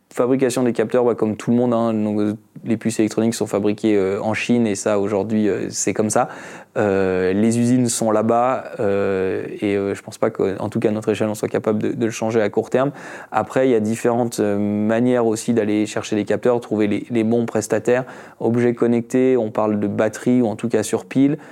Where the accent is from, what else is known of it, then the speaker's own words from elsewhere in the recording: France; moved away as an adult; also born or lived in Switzerland; je suis français, j'ai fait mon bac en France.